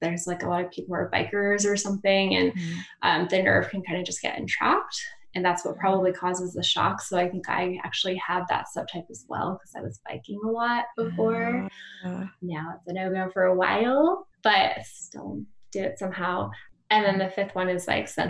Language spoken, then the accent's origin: English; New Mexico, United States; I'm from New Mexico